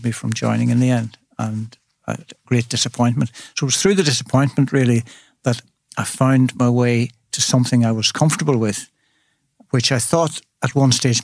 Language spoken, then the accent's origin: English; Dromore, Northern Ireland, United Kingdom; also born or lived in Pallaskenry, County Limerick, Ireland; I was born in County Limerick, Palaskenry, way back in the day. And by the time I was in sixth, I think, first year at primary school, I was up in the north in County Tyrone, and in a little village called Dromore